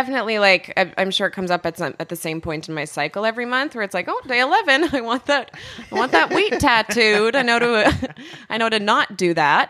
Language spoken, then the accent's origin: English; Regina, Saskatchewan, Canada; I'm from Regina.